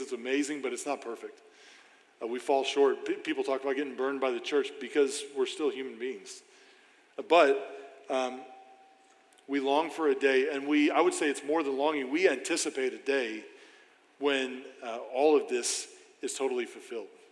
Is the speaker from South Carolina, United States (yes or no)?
no; St. Charles, Missouri, United States; now in Granite City, United States; I grew up in St. Charles my whole life